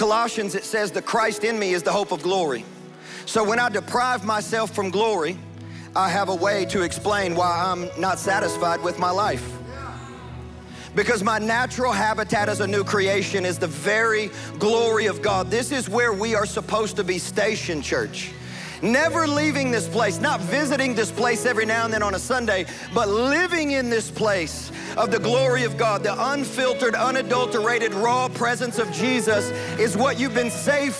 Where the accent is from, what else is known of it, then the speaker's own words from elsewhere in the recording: West Kentucky, United States; I'm from West Kentucky